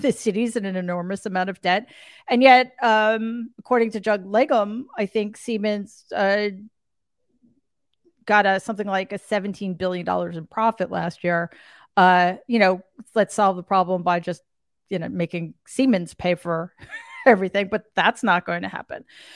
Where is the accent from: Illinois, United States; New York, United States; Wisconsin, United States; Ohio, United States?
New York, United States; New York City; also born or lived in Long Island; I grew up in Queens, and I recently moved from Long Island back into the city.